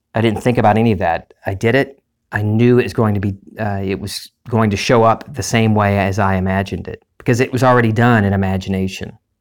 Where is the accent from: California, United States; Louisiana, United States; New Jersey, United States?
Louisiana, United States; Lake Charles; my hometown, into Lake Charles